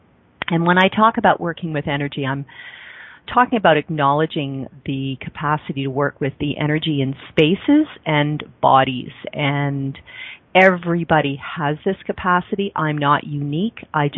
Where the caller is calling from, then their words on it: Calgary, Alberta, Canada; I'm calling in from Calgary, Alberta, Canada